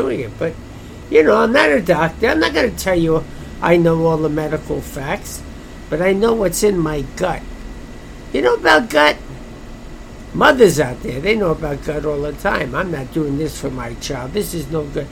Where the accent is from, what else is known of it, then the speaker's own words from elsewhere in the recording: United States; I'm an American citizen.